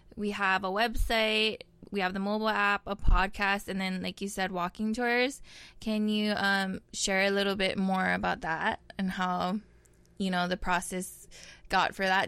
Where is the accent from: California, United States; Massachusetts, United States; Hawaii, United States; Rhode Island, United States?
Hawaii, United States; Honolulu; now in Kamiki, United States; I come from Papokolea, Oahu, and I'm now residing in Kamiki